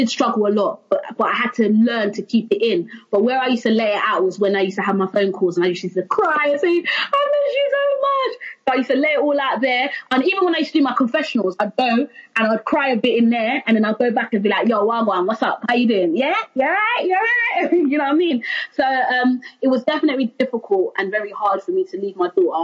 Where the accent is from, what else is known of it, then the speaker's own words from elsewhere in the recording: London, United Kingdom; also born or lived in Stratford, London; young black girl from East London, Canning Town, Stratford, growing up in Canning Town, living in Stratford.